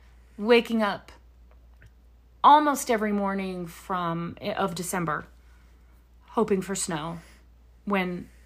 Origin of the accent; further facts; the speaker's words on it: Louisiana, United States; born there; also born or lived in Texas; so I was born in Louisiana and then we moved to East Texas for a while. We're not getting any snow in Houston and Corpus Christi. And so then, northern Louisiana, there was always a glimmer of hope.